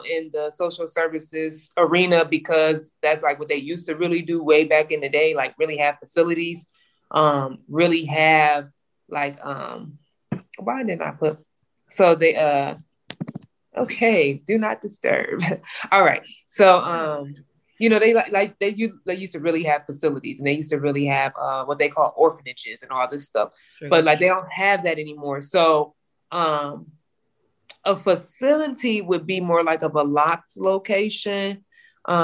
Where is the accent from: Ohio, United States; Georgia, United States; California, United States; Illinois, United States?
Ohio, United States; Cleveland; I'm from Cleveland, Ohio.